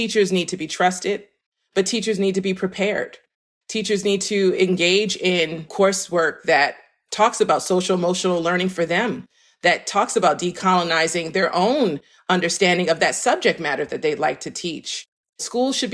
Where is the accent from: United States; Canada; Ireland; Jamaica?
United States; New York City, New York; now in Philadelphia, United States; I am based in Philadelphia, PA, but I'm from Harlem, New York